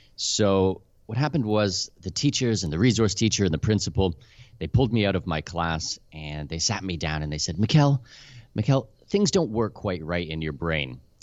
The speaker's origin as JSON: {"language": "English", "country": "Canada", "also_born_or_lived": "Middle East / Abu Dhabi", "moved": "as an adult", "lives_now": "Panama City, Panama", "said": "I'm Canadian with Danish heritage"}